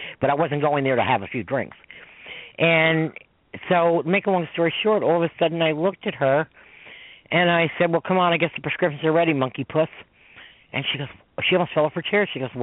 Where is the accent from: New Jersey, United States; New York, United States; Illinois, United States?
New York, United States; I'm a New Yorker